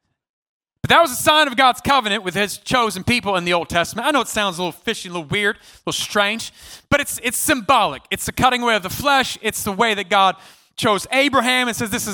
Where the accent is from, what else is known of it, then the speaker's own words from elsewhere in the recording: California, United States; I'm from California.